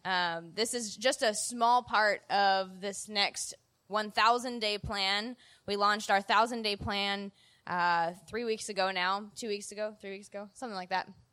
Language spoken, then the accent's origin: English; Illinois, United States; moved away; back in Illinois from my hometown.